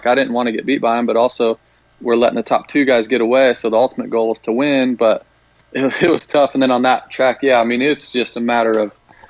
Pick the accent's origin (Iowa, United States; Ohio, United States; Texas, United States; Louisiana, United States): Iowa, United States; It actually felt like kind of a race that I grew up doing in Iowa.